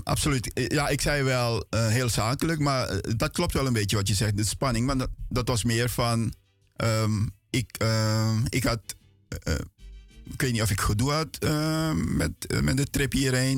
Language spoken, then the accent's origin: Dutch; Paramaribo, Paramaribo District, Suriname; now in Netherlands; mijn jeugd was in, ehm, in feite Menkendam. Dat is eh, in de buurt van Latour